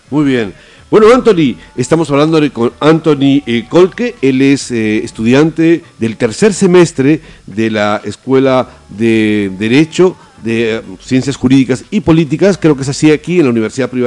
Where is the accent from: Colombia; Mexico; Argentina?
Argentina; Bueno, y no solamente en Puno, nosotros venimos de Argentina este, y en los carnavales de Jujuy, por ejemplo, hacen algo muy parecido.